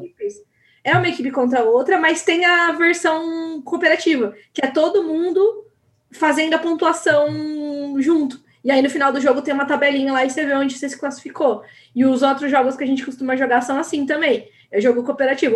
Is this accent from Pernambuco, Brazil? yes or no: no; Paulínia, São Paulo, Brazil; Eu sou de Paulínia, do lado de Campinas